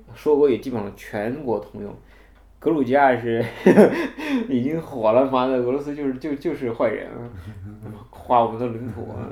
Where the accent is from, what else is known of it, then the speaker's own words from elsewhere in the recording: China; 我们中国人